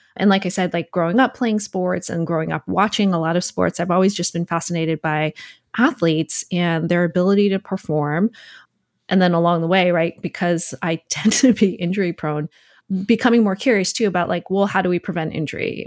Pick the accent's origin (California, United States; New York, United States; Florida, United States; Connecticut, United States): Connecticut, United States; Trumbull; I grew up in Connecticut in Fairfield County